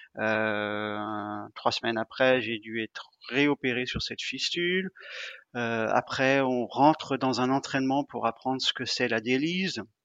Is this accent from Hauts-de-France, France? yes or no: no; Rennes, Brittany, France; je suis rennais